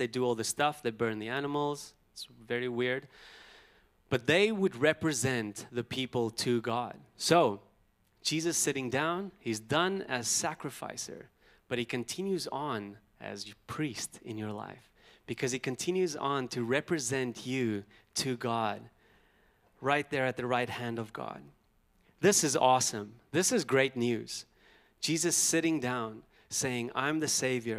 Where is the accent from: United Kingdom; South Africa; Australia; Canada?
South Africa; Pretoria, Gauteng; as a boy growing up in South Africa, you know, I've had a lot of brothers